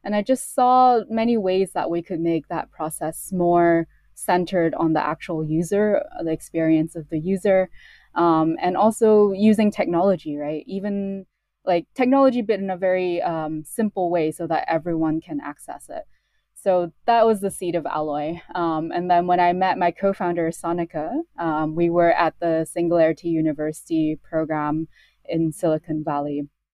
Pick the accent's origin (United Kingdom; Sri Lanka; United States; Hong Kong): Hong Kong; also born or lived in Canada; I moved to Canada when I was four. And then when I was eight, I moved back to Hong Kong. So I was born in Hong Kong.